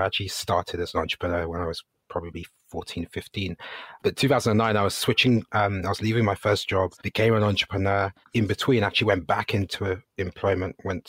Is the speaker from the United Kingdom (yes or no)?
yes; London, United Kingdom; first language Ga; English is a second language; I grew up in West London, Ghanaian Brit or British Ghanaian